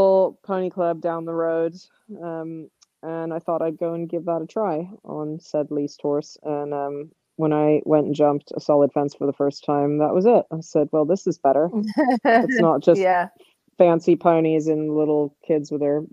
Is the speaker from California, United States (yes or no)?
yes; Southern California, United States; there was a little barn down the road from where I grew up in Southern California